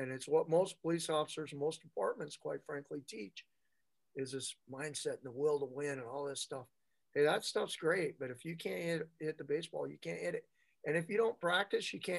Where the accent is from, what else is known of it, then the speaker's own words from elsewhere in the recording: United States; We're both American-born brothers